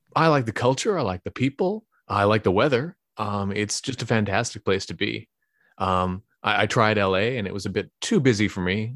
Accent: Bay Area, California, United States; also born or lived in Livermore / San Carlos / Pasadena; now in San Francisco, United States; I grew up in the Bay Area

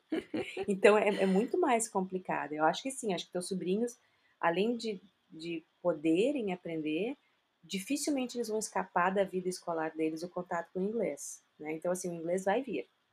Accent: South Region, Brazil; eu moro aqui no Brasil, sou brasileira, casada com brasileiro

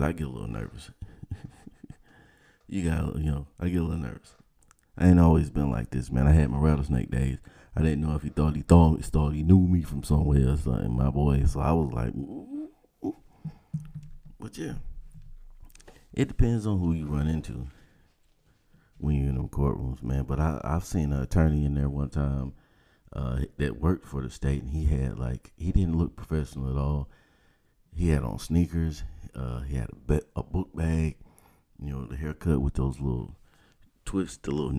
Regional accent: the South, United States; I'm from the South, man. That's how we talk. 404

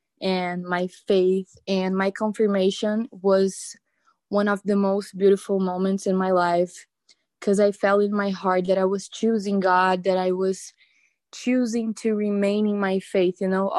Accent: Brazil; moved away; I moved out from a different country. Like, I was from Brazil. I moved cities

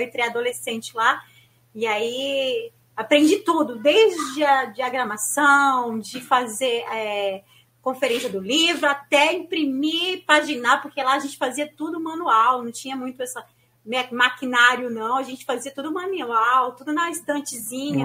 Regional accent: São Paulo, Brazil; na minha região, eu sou de São Paulo, né? E assim, não tinha praia

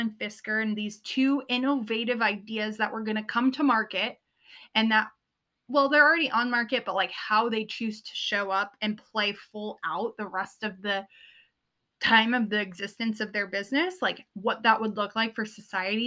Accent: Southern California, United States; I grew up in Southern California

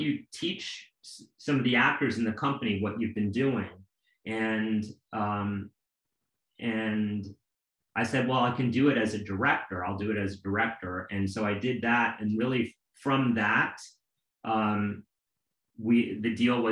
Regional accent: New York City, New York, United States; growing up in Alphabet City in New York

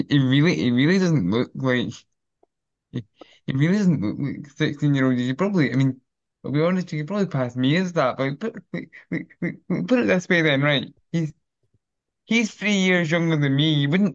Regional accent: Kilmarnock, Scotland, United Kingdom; I'm from Kilmarnock

